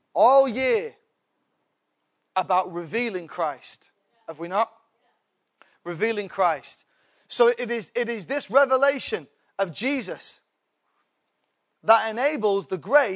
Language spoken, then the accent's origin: English; England, United Kingdom; I'm English